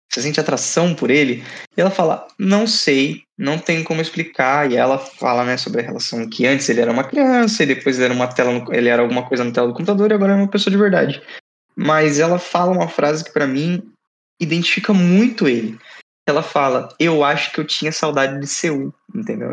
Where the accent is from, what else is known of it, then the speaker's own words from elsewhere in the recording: Brazil; Eu sou brasileiro brasileiro, fiquei morei no Brasil eternamente